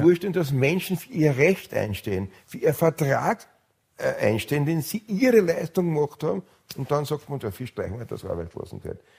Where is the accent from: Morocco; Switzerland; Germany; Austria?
Austria